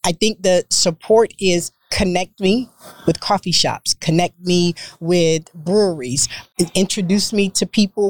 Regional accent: North Carolina, United States; now in Texas, United States; I'm from North Carolina, so my soaps have lard in them

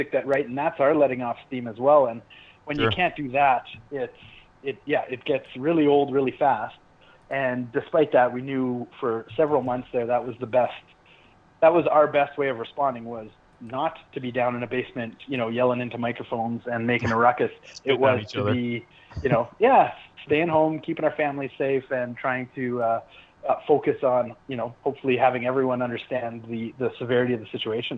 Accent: Calgary, Alberta, Canada; we're from Calgary and that's a city of a million

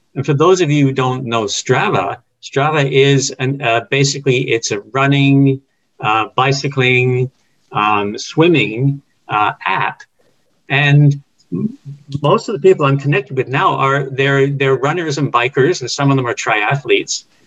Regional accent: England, United Kingdom; moved away; when I grew up in England, it's the local team

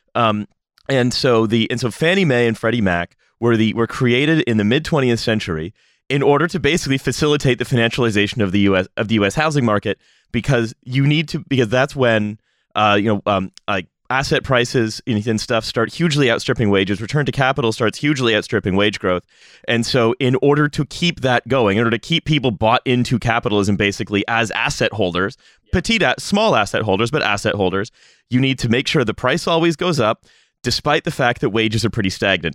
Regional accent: Canada; as a Canadian

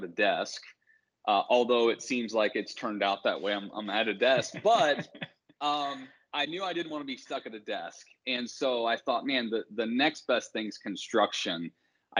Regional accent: Bloomington, Indiana, United States; I grew up in Bloomington, Indiana.

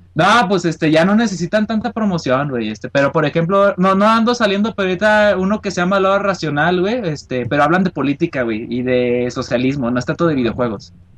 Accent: Guadalajara, Jalisco, Mexico; De Guadalajara, de aquí

